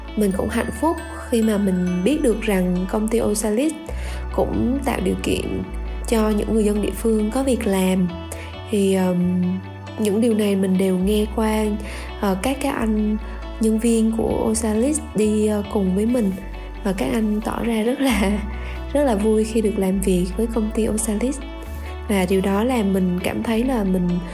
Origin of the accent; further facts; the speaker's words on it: Da Lat, Lam Dong, Vietnam; là một cô gái sinh ra và lớn lên tại thành phố Đà Lạt